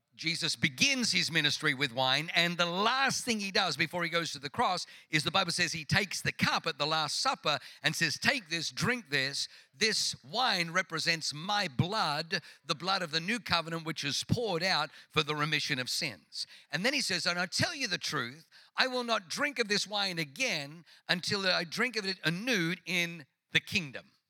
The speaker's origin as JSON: {"language": "English", "town": "Tuttlingen", "region": "Baden-Württemberg", "country": "Germany", "tie": "born or raised there", "also_born_or_lived": "Singen", "moved": "yes", "said": "Tuttlingen, which is where I was born."}